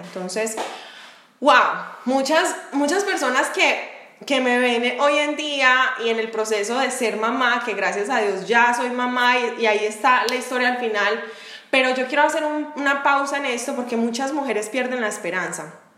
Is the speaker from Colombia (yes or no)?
yes; Medellín, Antioquia, Colombia; moved away as an adult; now in Jacksonville, United States; las dos somos de Medellín y yo estoy en Jacksonville, Florida.